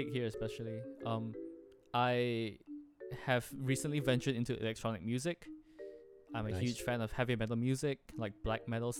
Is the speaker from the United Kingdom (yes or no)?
no; Malaysia; I'm from Malaysia. I'm half Chinese and half Filipino.